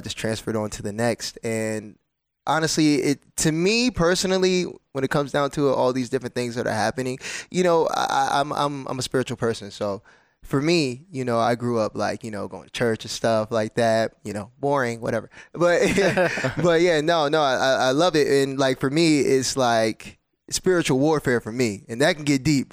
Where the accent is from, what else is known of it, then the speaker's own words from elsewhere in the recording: New Jersey, United States; I'm from New Jersey